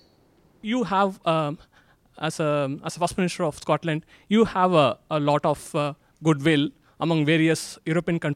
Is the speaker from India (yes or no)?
yes; India; now in United Kingdom; I am originally from India